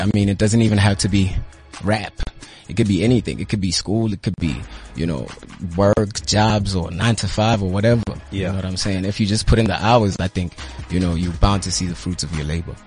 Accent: Butterworth, Eastern Cape, South Africa; I hail from Eastern Cape, uh, yeah. uh, Butterworth.

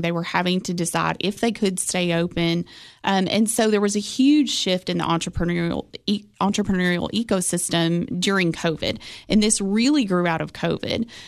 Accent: Cookeville, Tennessee, United States; growing up in Cookville

